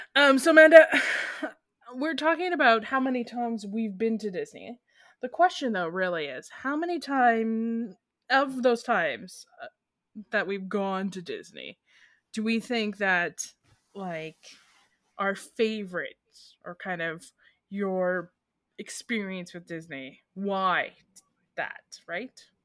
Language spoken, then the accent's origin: English; Canada; as Canadians